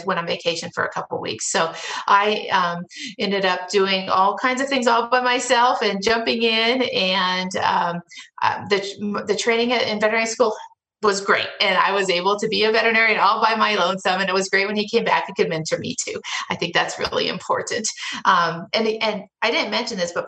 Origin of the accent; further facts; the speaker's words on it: Denver, Colorado, United States; I was born and raised in Denver and Denver metro area